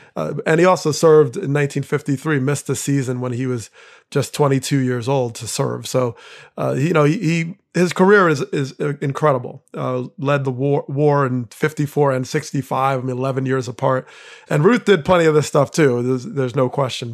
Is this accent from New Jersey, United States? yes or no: yes; New Jersey, United States; growing up in Jersey